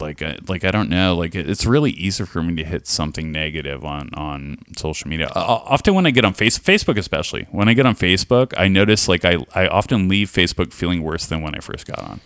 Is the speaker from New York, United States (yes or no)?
no; California, United States; now in Columbus, United States; I'm from California